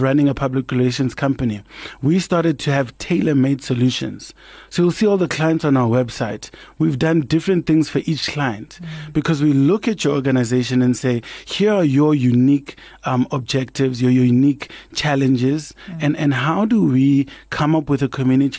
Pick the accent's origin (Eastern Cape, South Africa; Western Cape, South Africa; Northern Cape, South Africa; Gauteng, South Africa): Gauteng, South Africa; Kagiso; the household where I grew up in Kagiso